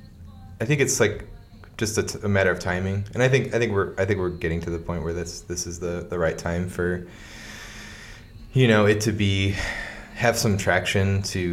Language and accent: English; Portage, Indiana, United States; Well, I guess technically I was born at the Valpo Hospital because there was no Portage Hospital at the time.